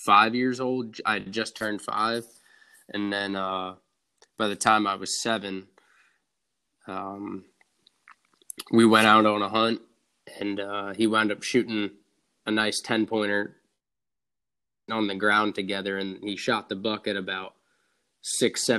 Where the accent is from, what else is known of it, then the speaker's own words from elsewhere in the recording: Long Island, New York, United States; I'm from Long Island, New York